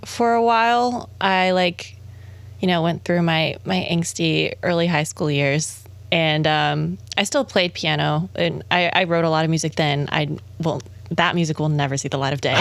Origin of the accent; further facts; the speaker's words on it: Ocala, Florida, United States; down in my hometown in Ocala.